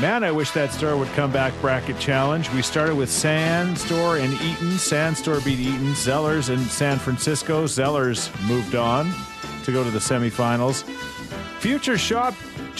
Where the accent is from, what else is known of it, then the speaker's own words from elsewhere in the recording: Thorsby, Alberta, Canada; When we were kids growing up in Thorsby, we'd go to Heritage Mall